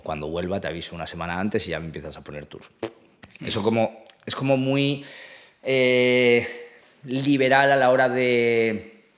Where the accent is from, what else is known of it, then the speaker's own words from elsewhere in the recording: Asturias, Spain; moved away as an adult; also born or lived in Málaga / France / Ireland; now in Madrid, Spain; soy de Asturias